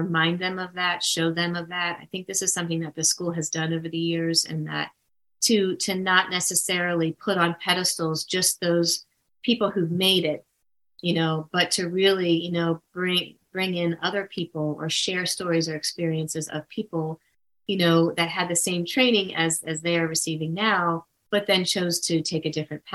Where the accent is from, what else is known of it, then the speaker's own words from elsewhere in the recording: Baltimore, Maryland, United States; born and raised in Baltimore, Maryland.